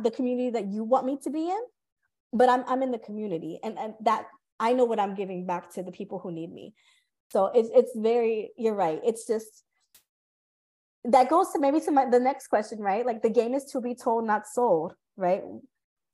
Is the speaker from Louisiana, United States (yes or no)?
no; California, United States; moved away; I'm from California.